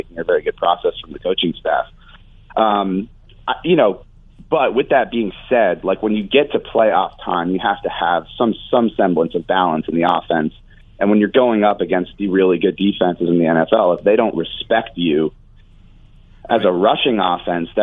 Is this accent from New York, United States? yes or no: yes; New York City, New York, United States; now in Los Angeles, United States; I'm from the East Coast originally, from the New York City area